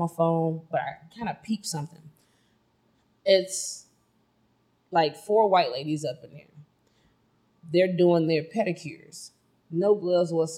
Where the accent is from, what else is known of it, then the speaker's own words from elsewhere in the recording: Chicago, Illinois, United States; I am from Chicago